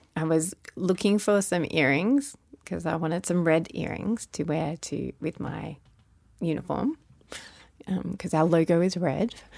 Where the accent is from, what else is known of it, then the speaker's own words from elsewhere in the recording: Melbourne, Victoria, Australia; now in Sydney, Australia; I live in Sydney, Australia. But I'm originally from Sydney, Australia. But I live most of my life in Melbourne, so I actually call myself Melbournian